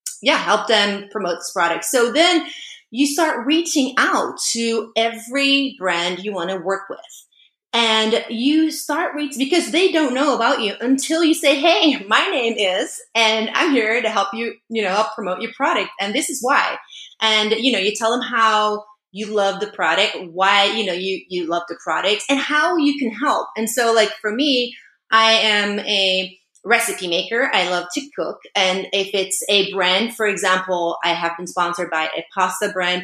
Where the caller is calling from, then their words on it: Maui, Hawaii, United States; And yeah, I'm calling in from Maui